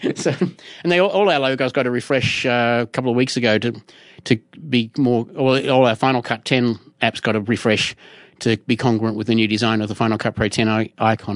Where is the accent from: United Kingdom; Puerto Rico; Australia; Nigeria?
Australia; I'm Australian, not American